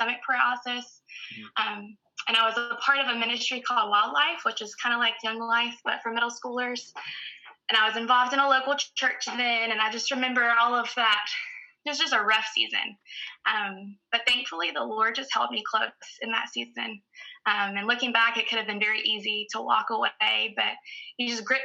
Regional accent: Newberry, South Carolina, United States; From a little town called Newberry, South Carolina, which is about 30 minutes north of Columbia

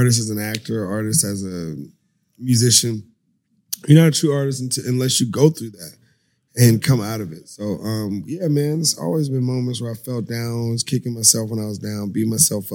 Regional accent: Los Angeles, California, United States; also born or lived in Atlanta, Georgia; I was born in Atlanta. I grew up in Hollywood

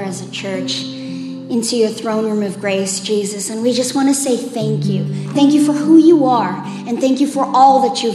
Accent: South Africa; moved away; I'm originally from South Africa

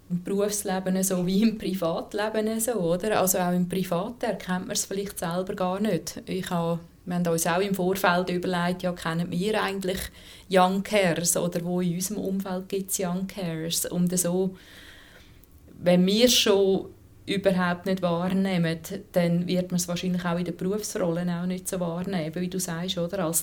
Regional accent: Switzerland

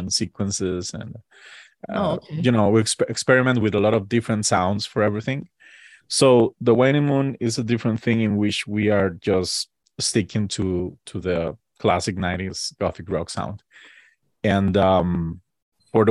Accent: Costa Rica; we're from Costa Rica

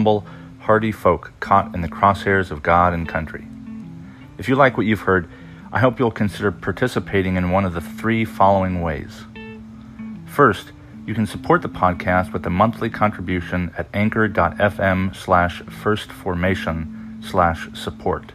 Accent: United States; as an American

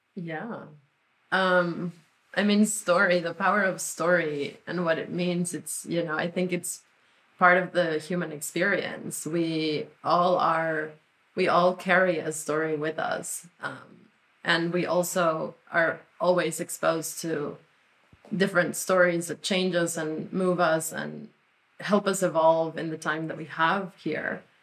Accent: Mexico; first language Spanish; English is a second language; now in United States; we grew up in Mexico.

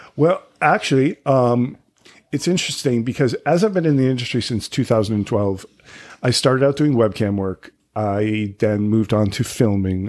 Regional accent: right outside of Boston, Massachusetts, United States; moved away as an adult; also born or lived in California / Provincetown; now in New York City, United States; right outside of Boston

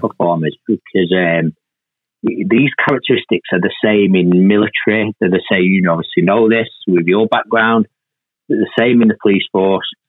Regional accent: Manchester, North West England, United Kingdom; I was born and raised in Moss Side, quite, quite a tough part of Manchester at that time

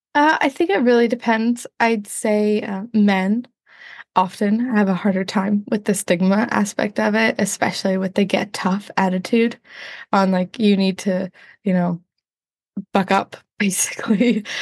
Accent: Northern Ontario, Canada; also born or lived in United States; Northern Ontario, Canada

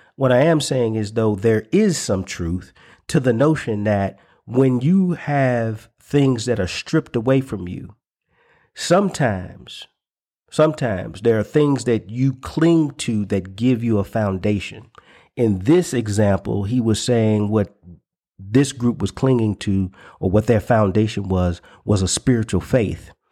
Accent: the South, United States; the cultural identity that I grew up in in the South

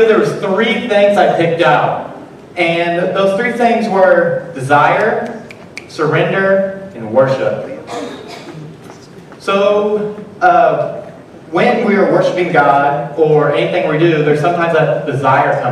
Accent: Illinois, United States; I am from Cesar, Illinois, home of the Custard Stand

